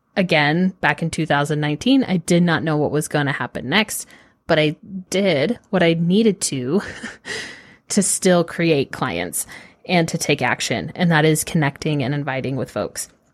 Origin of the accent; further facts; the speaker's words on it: Austin, Texas, United States; also born or lived in northern New York; I grew up in Austin